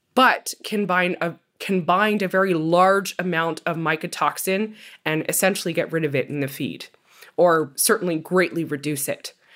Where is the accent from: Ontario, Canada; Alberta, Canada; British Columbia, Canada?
Ontario, Canada; my hometown in Ontario